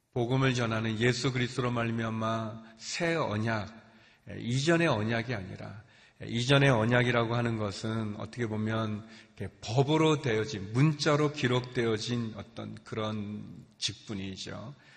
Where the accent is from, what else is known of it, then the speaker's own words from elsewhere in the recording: South Korea; moved away as an adult; also born or lived in China; 제가 한국 사람인데 제가 중국에서 와서